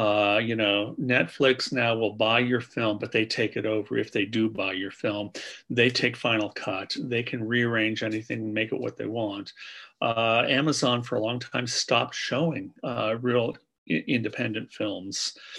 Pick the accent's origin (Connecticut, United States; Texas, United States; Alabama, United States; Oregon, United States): Oregon, United States; Portland; I never expect my work to be liked, I guess, especially in my hometown.